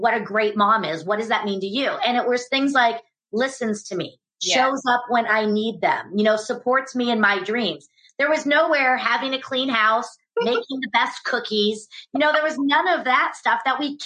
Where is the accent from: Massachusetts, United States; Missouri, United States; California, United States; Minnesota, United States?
California, United States; San Jose; also born or lived in Santa Cruz; I was born and raised in the Bay Area